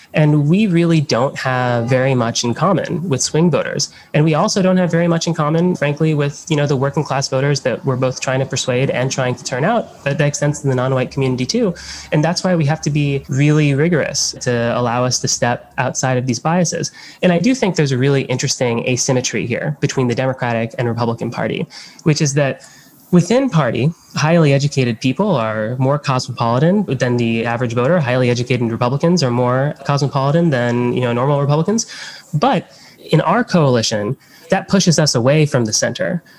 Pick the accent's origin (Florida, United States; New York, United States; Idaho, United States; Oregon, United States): Florida, United States; Miami; I grew up in Miami